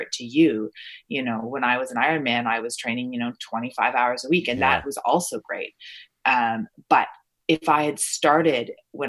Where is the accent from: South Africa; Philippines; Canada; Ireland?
Canada; Ontario; also born or lived in Toronto, Ontario / Stratford, Ontario / London, Ontario / Niagara-on-the-Lake, Ontario; Although I was born in Toronto, I lived in, you know, Stratford, Ontario, and London, Ontario, and Niagara-on-the-Lake, and all these little places